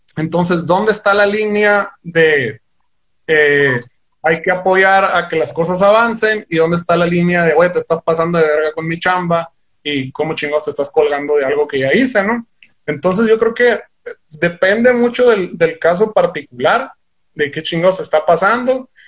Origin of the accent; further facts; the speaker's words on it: Ciudad Obregón, Sonora, Mexico; nosotros somos aquí de Ciudad Obregón, Sonora, pero sí somos sonorenses